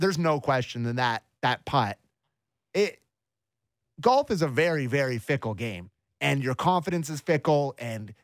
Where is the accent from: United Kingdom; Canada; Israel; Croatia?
Canada